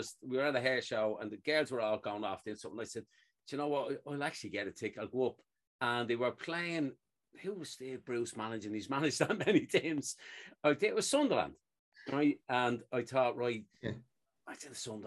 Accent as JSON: {"language": "English", "country": "Ireland", "said": "I only follow my country. So I follow Ireland"}